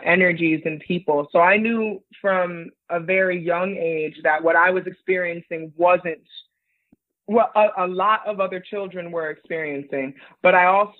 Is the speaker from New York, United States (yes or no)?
yes; New York City, New York, United States; moved away as an adult; also born or lived in United Kingdom; now in New York City, United States; I was born in New York City